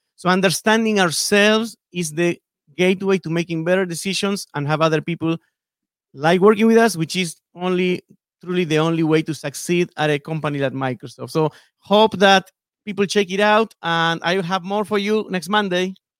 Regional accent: Buenos Aires, Argentina; moved away as an adult; now in Seattle, United States; I was born and raised in Buenos Aires, in Argentina

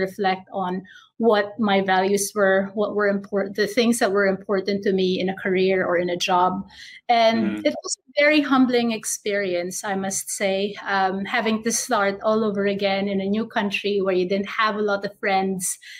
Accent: Manila, Metro Manila, Philippines; moved away as an adult; also born or lived in Germany; now in Sydney, Australia; I was born and raised in Manila in the Philippines, and I left my home country in 2010

